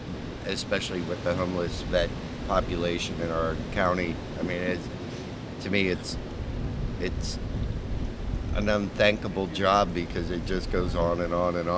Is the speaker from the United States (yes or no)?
yes; Pittsburgh, Pennsylvania, United States; now in Vero Beach, United States; I grew up in Pittsburgh